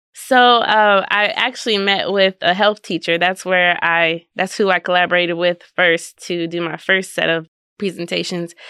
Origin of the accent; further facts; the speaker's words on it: Maryland, United States; now in Kansas, United States; I'm from Maryland